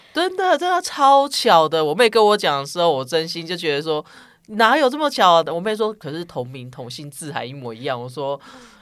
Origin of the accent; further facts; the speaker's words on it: Taichung, Taiwan; now in Taipei, Taiwan; 我讲普通话，其实没有什么，呃，台中腔什么，但是我是讲台语人知，我是台中人